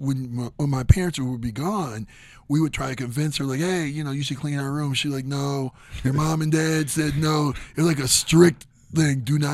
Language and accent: English; Twinsburg, Ohio, United States; I grew up in Twinsburg. My parents lived on, like, an acre of land.